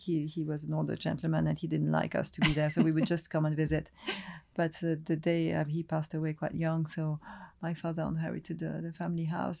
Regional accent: Gascony, France; also born or lived in Africa; So, and I come from Gascony, and it's somewhere where I love to go.

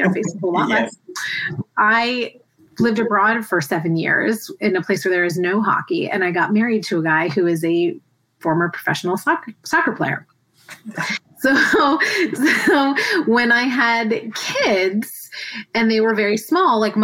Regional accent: Tampa, Florida, United States; I grew up in the Tampa area

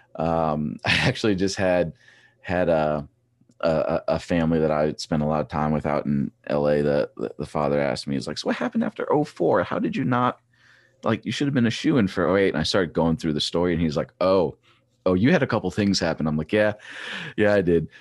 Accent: Trexlertown, Pennsylvania, United States; I grew up in Trexler Town.

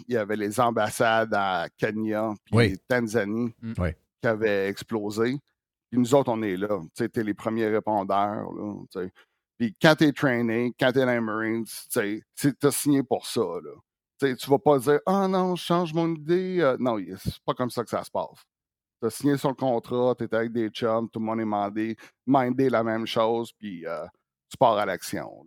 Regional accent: Quebec, Canada; now in Las Vegas, United States; Ça fait longtemps que je suis parti du Québec

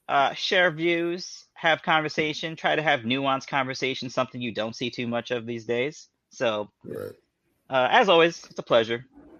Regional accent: Broward County, Florida, United States; I grew up in Broward, so I'm talking about is in Fort Lauderdale.

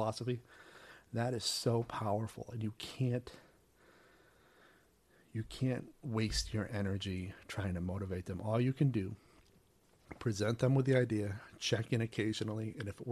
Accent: a small island off the coast of Maine, United States; moved away; I grew up on a small island off the coast of Maine.

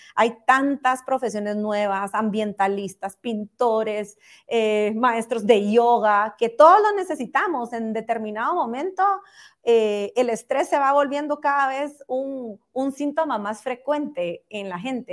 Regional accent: Guatemala; todos como guatemaltecos

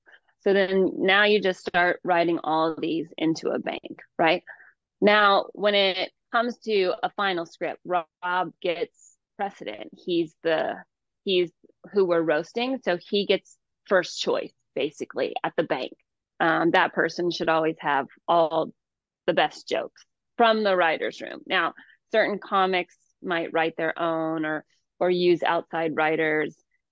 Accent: Georgia, United States; also born or lived in Hayward; I was born in Hayward, but I grew up in Georgia. And so I was constantly adapting my own voice to the people around me.

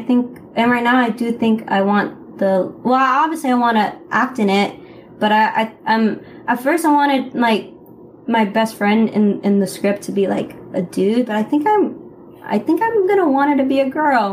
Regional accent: Los Angeles, California, United States; I'm from Northeast Los Angeles, but my dad and my mom are from East

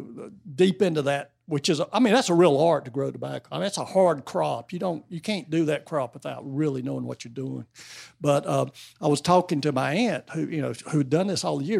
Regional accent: North Carolina, United States; I grew up in North Carolina

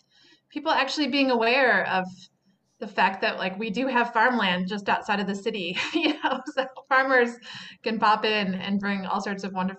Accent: Chicago, Illinois, United States; also born or lived in Berkeley; now in Kentucky, United States; I didn't grow up in Kentucky, didn't grow up in the South. I grew up in Chicago

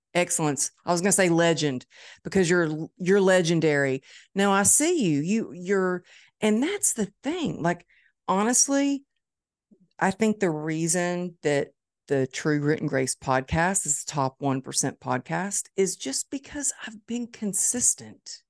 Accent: Dallas, Texas, United States; It's my hometown

